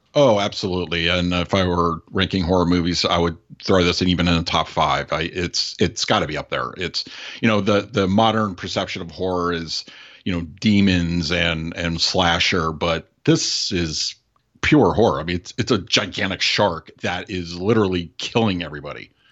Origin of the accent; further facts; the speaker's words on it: Los Angeles, California, United States; moved away; I'm originally from the Los Angeles area. I grew up out there.